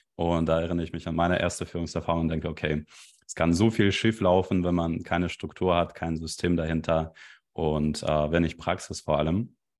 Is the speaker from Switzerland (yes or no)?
no; Belarus; German is a second language; now in Germany; Ich komme eigentlich ursprünglich aus Belarus